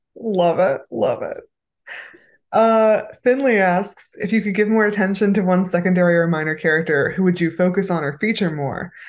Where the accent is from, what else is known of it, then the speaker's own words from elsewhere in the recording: San Pedro, California, United States; also born or lived in Los Angeles; I was born in San Pedro, California